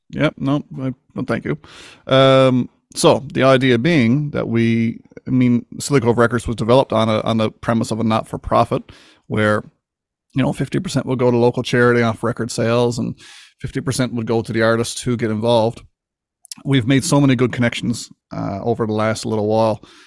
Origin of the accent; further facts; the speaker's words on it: Newfoundland and Labrador, Canada; I grew up just like any other kid in Newport, Newfoundland